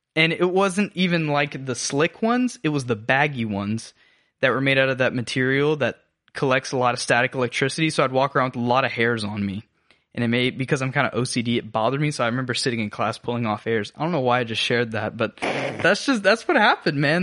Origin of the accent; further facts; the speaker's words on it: Habersham County, North Georgia, United States; now in Augusta, United States; I grew up in North Georgia, so Habersham County